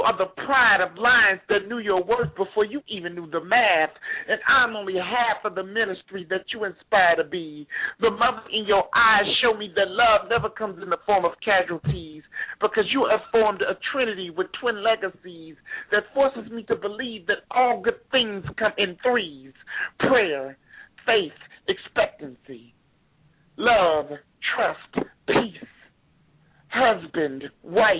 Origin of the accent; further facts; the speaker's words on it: St. Louis, Missouri, United States; also born or lived in Florida; now in Miami, United States; I've been in Miami for like 4 years. I'm originally from St. Louis, Missouri.